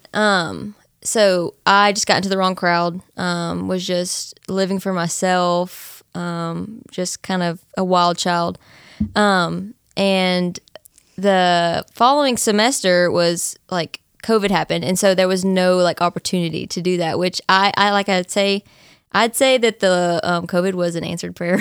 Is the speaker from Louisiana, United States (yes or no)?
no; Nacogdoches, Texas, United States; I was born and raised in Nacogdoches, so I've been here